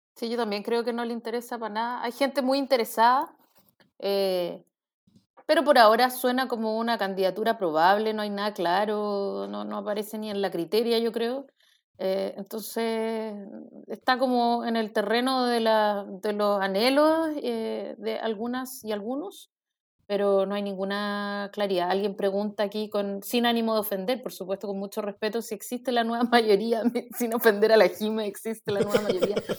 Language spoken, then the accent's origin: Spanish; Chile